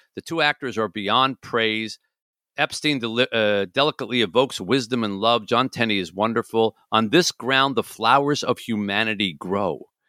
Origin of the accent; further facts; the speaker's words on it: Michigan, United States; my home state